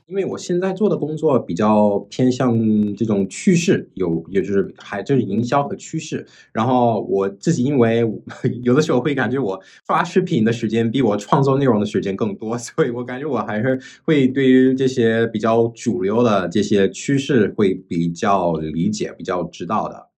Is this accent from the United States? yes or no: yes; New York City, New York, United States; Chinese is a second language; moved away as an adult; also born or lived in Flushing; now in China; 我是出生在这个纽约市，然后在纽约市，其实我是 在一个黑人区生活的，但是我是在一个华人区上学的